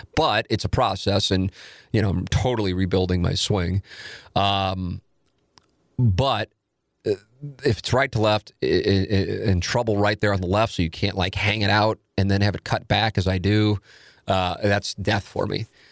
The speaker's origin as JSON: {"language": "English", "town": "St. Louis", "region": "Missouri", "country": "United States", "tie": "born or raised there", "said": "I grew up in South City"}